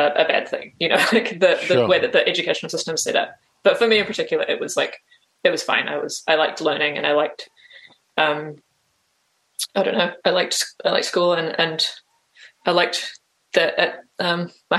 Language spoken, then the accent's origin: English; Auckland, New Zealand; also born or lived in Jakarta, Indonesia / Australia; I basically grew up in Auckland, in New Zealand